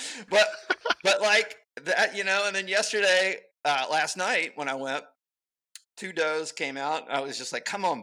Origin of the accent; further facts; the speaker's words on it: Alabama, United States; I grew up in Alabama